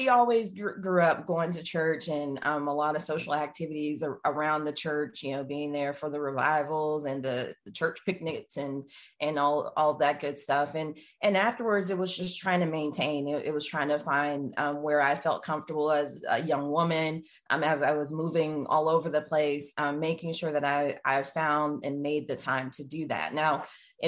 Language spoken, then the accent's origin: English; just outside of Dallas, Texas, United States; moved away as an adult; also born or lived in Atlanta, Georgia / Northampton, Massachusetts; I grew up just outside of Dallas, Texas